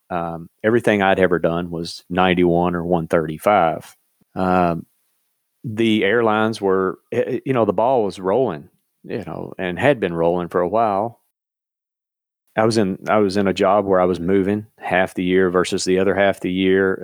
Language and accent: English; eastern Kentucky, United States; growing up in Kentucky and living, you know, in eastern Kentucky